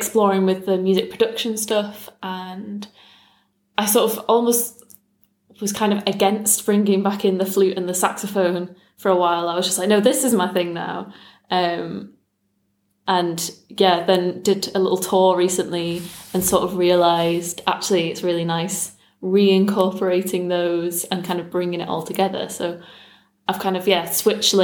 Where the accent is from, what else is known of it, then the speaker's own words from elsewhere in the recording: Manchester, North West England, United Kingdom; Manchester. Right. Yeah, sort of North Manchester, Bury, Bolton.